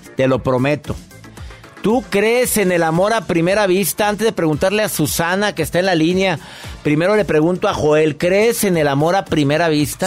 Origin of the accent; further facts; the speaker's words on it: Monterrey, Nuevo León, Mexico; en Monterrey, mi tierra